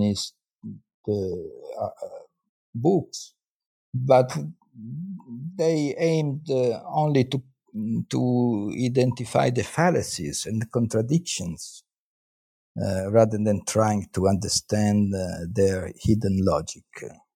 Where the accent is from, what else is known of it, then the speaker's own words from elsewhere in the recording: Parma, Emilia-Romagna, Italy; born there; now in Florence, Italy; Well, I'm Italian. I was born in Parma, and then I came to Florence, where I am still living, to study philosophy.